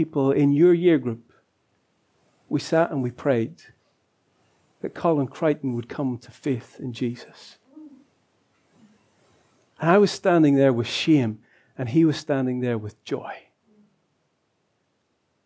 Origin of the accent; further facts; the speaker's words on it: Lisburn, Northern Ireland, United Kingdom; moved away as an adult; my hometown of Lisburn